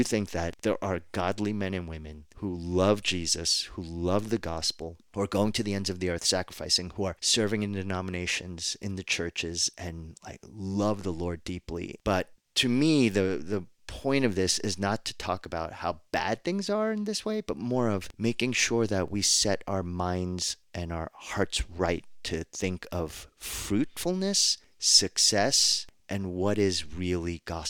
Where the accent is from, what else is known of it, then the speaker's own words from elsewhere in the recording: New Jersey, United States; accent: Jersey; When I start, my Jersey accent just slips out.